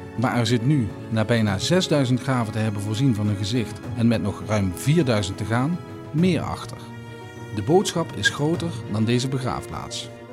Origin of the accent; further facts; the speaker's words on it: Limburg, Netherlands; Ik ben Limburger. Ik ben Nederlander.